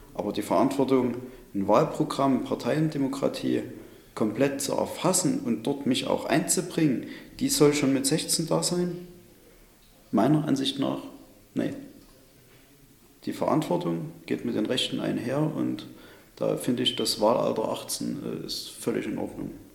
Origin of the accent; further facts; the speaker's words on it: Chemnitz, Saxony, Germany; Sonnenberg, das ist unser Chemnitzer kreatives Viertel